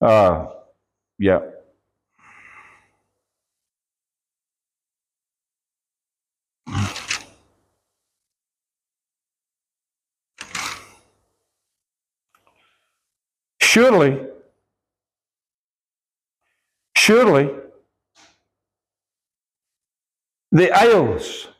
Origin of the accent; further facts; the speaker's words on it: Scotland, United Kingdom; I'm Scottish